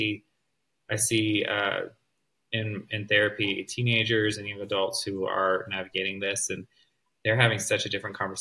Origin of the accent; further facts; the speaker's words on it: the South, United States; growing up in the South